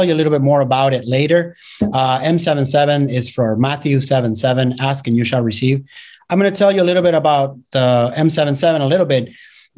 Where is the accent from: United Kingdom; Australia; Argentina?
Argentina; born there; I was born in Argentina, and my dad is a retired pastor now.